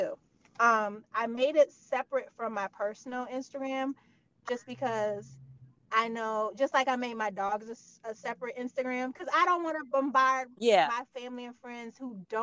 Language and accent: English; Michigan, United States; also born or lived in New Rochelle, New York; now in New York, United States; I'm from Michigan